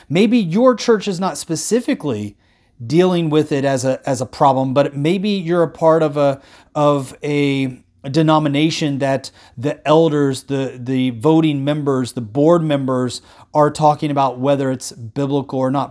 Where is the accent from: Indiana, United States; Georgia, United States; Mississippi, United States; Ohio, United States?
Indiana, United States; moved away; Indiana, my home state where I was born and raised